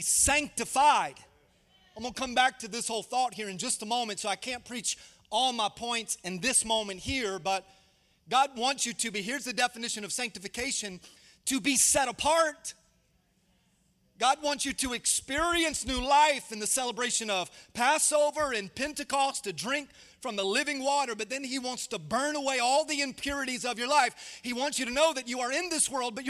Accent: Tampa, Florida, United States; moved away; I grew up in Tampa. That's home for me

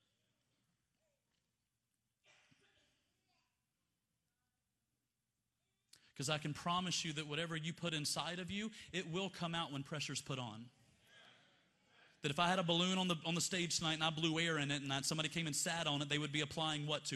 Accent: Montgomery, Alabama, United States; I grew up in Montgomery, Alabama in the 90s

